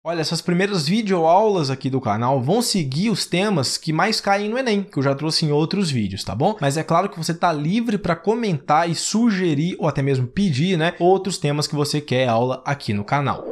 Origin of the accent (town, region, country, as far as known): Brazil